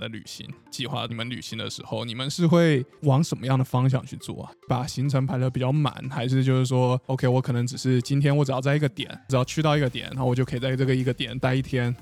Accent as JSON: {"language": "Chinese", "country": "Taiwan", "tie": "born or raised there", "said": "因为我在台湾长大就不会觉得看海是一件非常难或很了不起的事情"}